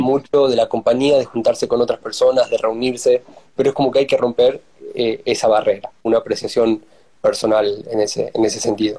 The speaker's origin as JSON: {"language": "Spanish", "region": "Tucumán", "country": "Argentina", "also_born_or_lived": "Sweden", "moved": "as an adult", "lives_now": "Denmark", "said": "soy de Tucumán"}